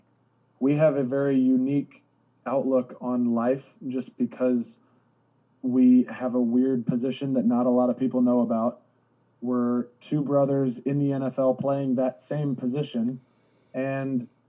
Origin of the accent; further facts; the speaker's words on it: Georgia, United States; when we were growing up in Georgia